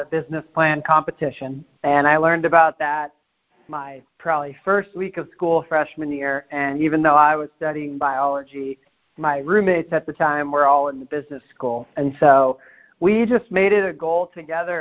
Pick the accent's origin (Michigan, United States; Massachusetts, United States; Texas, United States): Massachusetts, United States; Hopkinton; I was born in a suburb a little bit outside of Boston, Massachusetts, a small town called Hopkinton, which is where the Boston Marathon starts, so 26 miles west of the city. And I grew up there